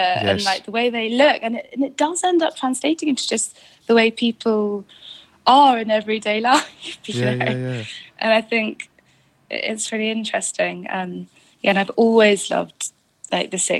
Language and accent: English; United Kingdom; being British